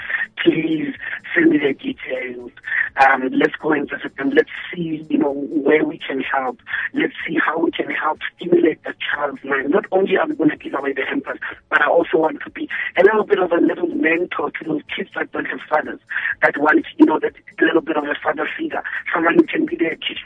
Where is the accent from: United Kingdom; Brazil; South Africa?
South Africa; Randfontein, Gauteng; moved away; also born or lived in Tembisa / Mhluzi, Middelburg; I was born and raised in Mafeking, Randfontein, stayed in Tembisa, stayed in Mhluzi, Middleburg.